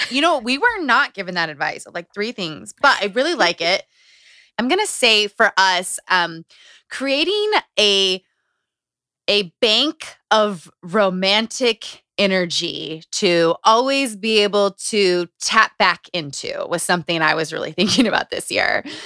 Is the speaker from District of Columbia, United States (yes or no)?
no; Utah, United States; Growing up in Utah, growing up around cults